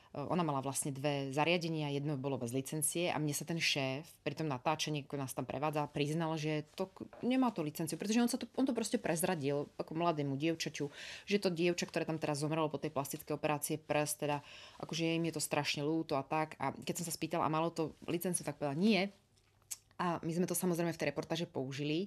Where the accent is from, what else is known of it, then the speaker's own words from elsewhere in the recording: Košice, Košice Region, Slovakia; moved away as an adult; now in Prague, Czech Republic; Ja som pôvodom z Košic, som ich východniarka, ako to, ako to vlastne nás kastujú, alebo vlastne na Slovensku, takže z východného Slovenska